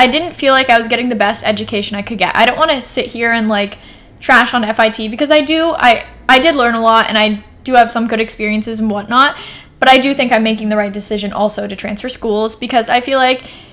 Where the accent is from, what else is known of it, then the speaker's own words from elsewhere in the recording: Portland, United States; also born or lived in New York; I came back here to Portland